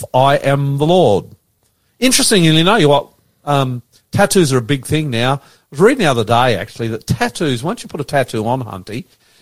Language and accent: English; Australia; I'm an Australian, my wife's an Indonesian